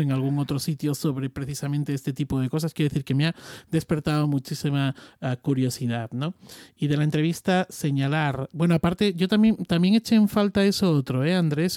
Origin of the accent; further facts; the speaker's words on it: Extremadura, Spain; soy extremeño